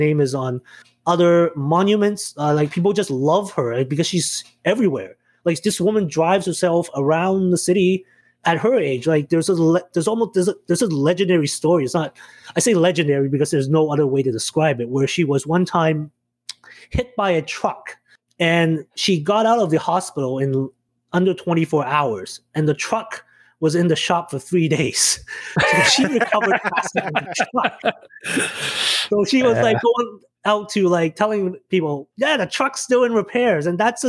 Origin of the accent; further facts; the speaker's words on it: Mississauga, Ontario, Canada; also born or lived in Hong Kong; I moved here from Hong Kong in 1990. So I've been a Mississauga resident for about 30 years.